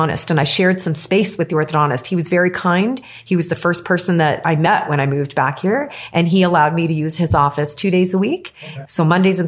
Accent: Toronto, Ontario, Canada; also born or lived in Boston, United States / Philadelphia, United States; I was born and raised here in Toronto

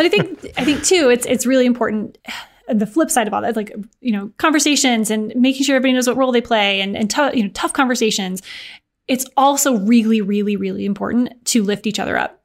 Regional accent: Michigan, United States; also born or lived in Chicago, United States; now in Indianapolis, United States; I'm from Michigan, lived in Chicago for a few years before moving to Indianapolis

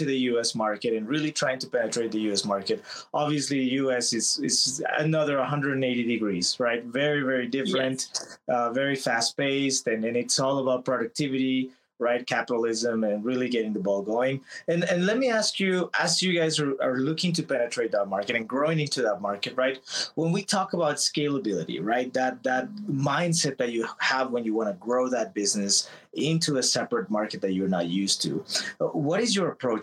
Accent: Texas, United States; I'm from Texas, so when I was back at home

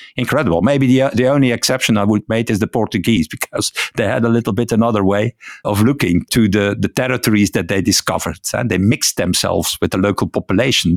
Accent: Ghent, Flanders, Belgium; first language Dutch; English is a second language; I live in Ghent, so I'm a Flemish, uh, so my native, uh, language, uh, my mother tongue, uh, as you say, is Dutch

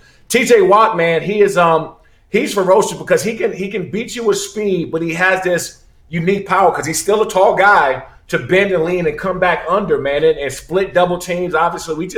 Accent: Maryland, United States; also born or lived in Washington, D.C.; I'm from the city. I'm from Maryland, Washington, D.C.

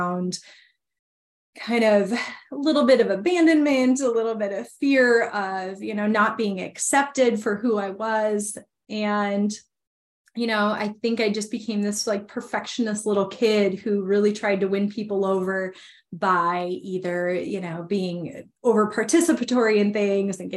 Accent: Minnesota, United States; I grew up born and raised in Minnesota

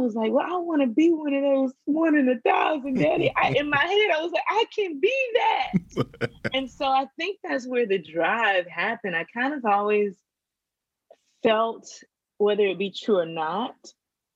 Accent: Simpsonville, South Carolina, United States; also born or lived in Georgia; I grew up in South Carolina, a small town called Simpsonville

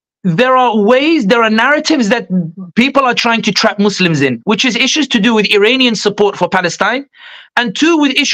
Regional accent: Sidi Bouzid, Sidi Bouzid Governorate, Tunisia; now in London, United Kingdom; I'm originally from Tunisia, I'm from Sidi Bouzid, where Arab Spring began.

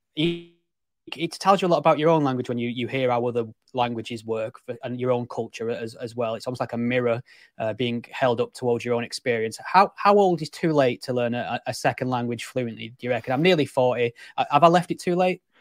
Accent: England, United Kingdom; I'm English

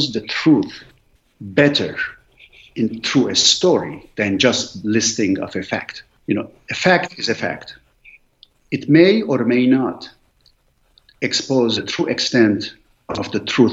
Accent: Lebanon; English is a second language; moved away as an adult; also born or lived in Beirut, Lebanon / Philadelphia, United States / Washington, D.C., United States; now in United States; I grew up in a very small village in Lebanon nobody has heard

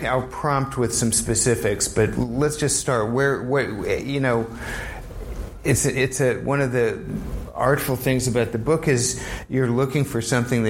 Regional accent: New Orleans, Louisiana, United States; now in New York, United States; my hometown of New Orleans just removed three statues. My current hometown of New York

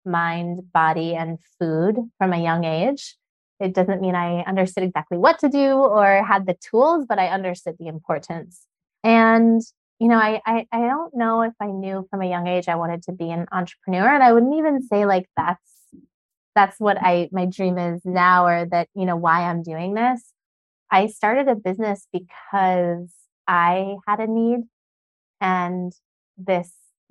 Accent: Sedona, Arizona, United States; I grew up in Sedona

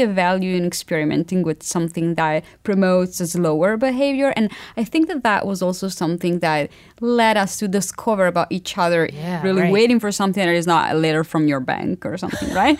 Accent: Italy; now in New York, United States; I'm Italian, but I live in New York.

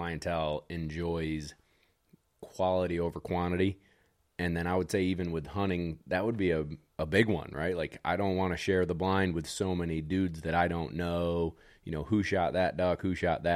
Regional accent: New York, United States; we're from New York

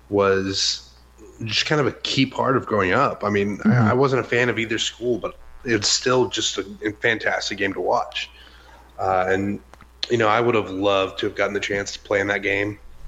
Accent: Rockwall, Texas, United States; where I grew up in Rockwall, about 20 minutes east of Dallas.

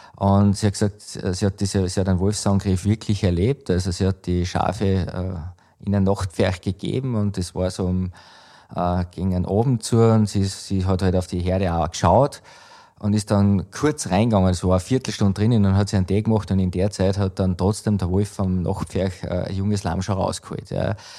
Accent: Schladming, Styria, Austria; bei uns in Schlappming

